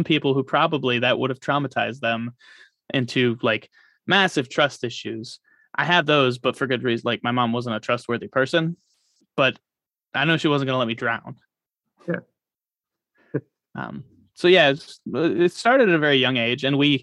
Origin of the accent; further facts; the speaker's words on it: Michigan, United States; now in Florida, United States; I grew up in Michigan